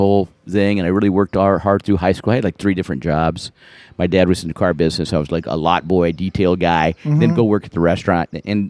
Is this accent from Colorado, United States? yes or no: yes; Colorado, United States; I grew up in Colorado, and like 10 generations there on my mom, grandma's side, and grandpa, and all